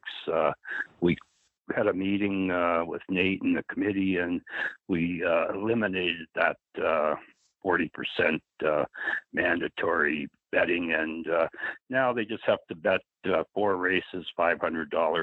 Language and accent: English; Canada; being Canadian